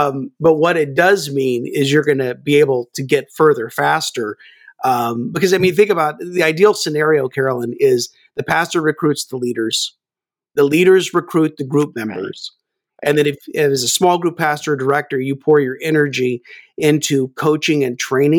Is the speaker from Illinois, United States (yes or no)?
no; Kansas, United States; Well, actually, I grew up in Kansas, so I really have no accent.